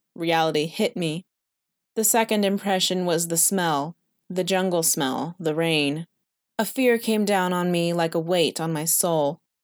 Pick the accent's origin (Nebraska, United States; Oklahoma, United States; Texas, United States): Texas, United States; San Antonio; I was born in an elevator of the Santa Rosa Hospital in San Antonio, Texas